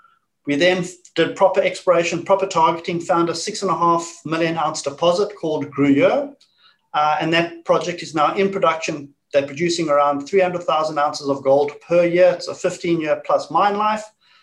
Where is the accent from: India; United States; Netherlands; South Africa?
South Africa; moved away as an adult; now in Perth, Australia; I'm from South Africa originally, got into the gold mining industry with the South African gold mining industry, moved to Australia and had fun ever since in the industry here.